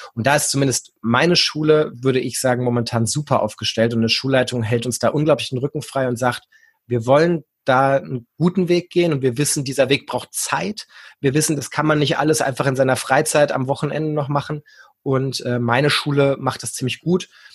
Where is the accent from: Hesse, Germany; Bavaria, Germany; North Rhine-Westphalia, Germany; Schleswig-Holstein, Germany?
Hesse, Germany; moved away as an adult; now in Hanover, Germany; Ich komme eigentlich aus Hessen, habe in Gießen ähm, Gymnasiallehramt studiert.